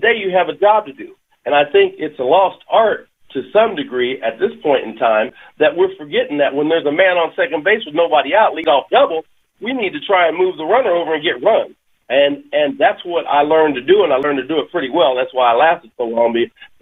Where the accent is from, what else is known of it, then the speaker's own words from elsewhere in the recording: Kansas, United States; also born or lived in France; I grew up in the Midwest, and I grew up in Kansas.